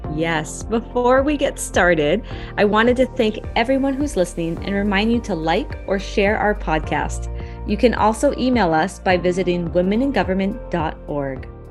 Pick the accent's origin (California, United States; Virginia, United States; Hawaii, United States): Hawaii, United States; in my home state of hawaii